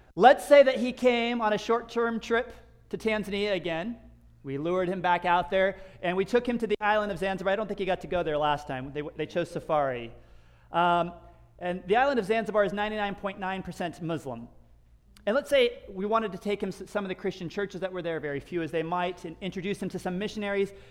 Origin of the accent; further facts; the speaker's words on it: United States; moved away; as an American